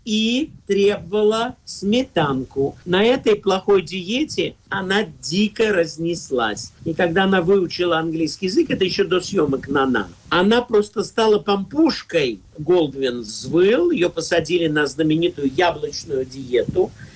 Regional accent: Moscow, Russia; я в детстве в Москве

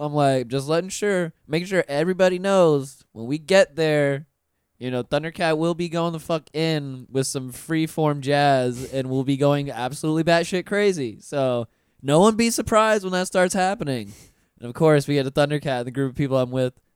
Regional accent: Pensacola, Florida, United States; now in Orlando, United States; Pensacola, my hometown

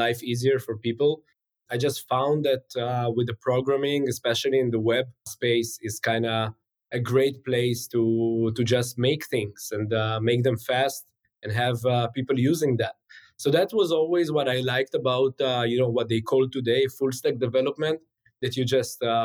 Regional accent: Israel; also born or lived in St. Petersburg, Russia; I was born in St. Petersburg, which is one of the most beautiful cities in the world. Came to Israel when I was five. And, you know, since then, I only remember Israel.

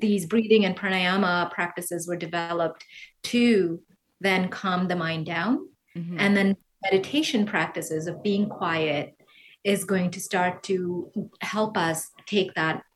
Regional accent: Kerala, India; moved away as an adult; now in New York City, United States; Originally, I'm from Kerala, which is down south

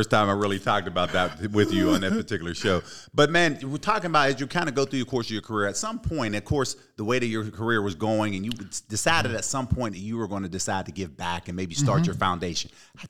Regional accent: Pittsburgh, Pennsylvania, United States; That's my hometown, born and raised there, so I was excited.

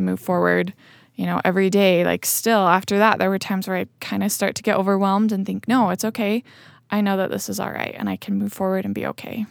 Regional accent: Spanish Fork, Utah, United States; I grew up in Spanish Fork. Um, so yeah, I lived most of my life here in Utah County

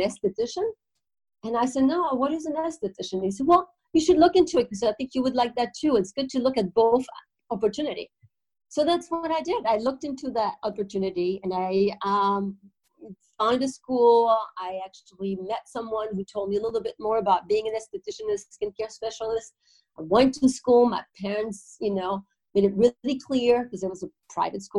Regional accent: France; now in Netherlands; I am from France. I'm from a very small town in France

